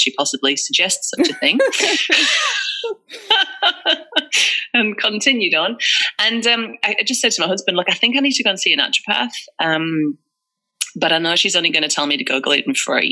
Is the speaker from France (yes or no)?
no; England, United Kingdom; moved away as an adult; now in Australia; And you can probably tell from my accent, I'm not from Australia. I'm from England.